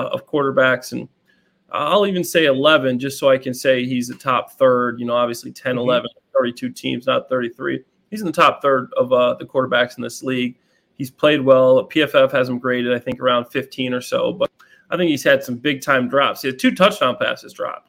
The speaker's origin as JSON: {"language": "English", "town": "Chicago", "region": "Illinois", "country": "United States", "said": "I'm from Chicago. I'm a Bears fan by trade. That's a team that I grew up watching every single"}